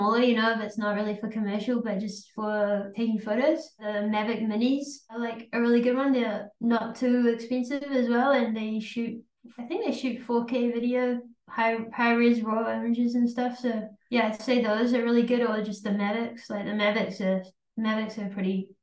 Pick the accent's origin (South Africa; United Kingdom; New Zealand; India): New Zealand; we're from New Zealand.